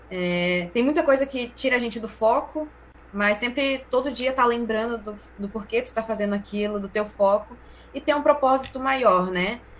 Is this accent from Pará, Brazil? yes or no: yes; Pará, Brazil; a gente é paraense, né? E a gente vai lá pro meião do mato, lá na Ilha do Marajó.